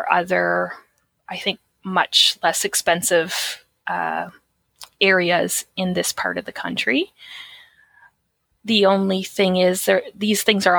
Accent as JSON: {"language": "English", "region": "Atlantic Canada", "country": "Canada", "said": "I'm from Atlantic Canada."}